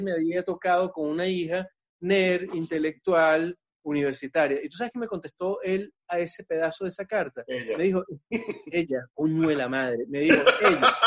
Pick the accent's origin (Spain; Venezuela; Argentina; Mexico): Venezuela; now in Chile; uno como venezolano que el marico es una muletilla